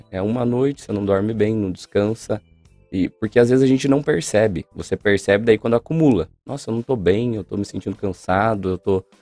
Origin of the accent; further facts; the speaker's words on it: Paraná, Brazil; eu sou do norte do Paraná também, mas eu morava no sítio, a gente tinha fogão a lenha de barro mesmo.